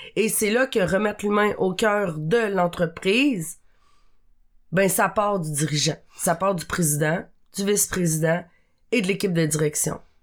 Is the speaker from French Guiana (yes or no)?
no; Abitibi, Quebec, Canada; je viens euh, de l'Abitibi, qui est quand même une région... Euh un peu éloigné euh, des grands centres